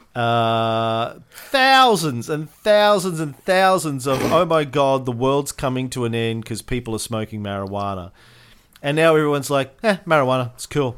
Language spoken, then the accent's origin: English; Australia; an Australian voting